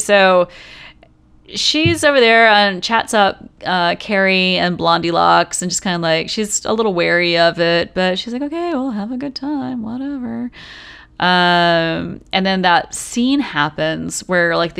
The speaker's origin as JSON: {"language": "English", "region": "the Bible Belt South", "country": "United States", "tie": "born or raised there", "said": "growing up in the Bible Belt South"}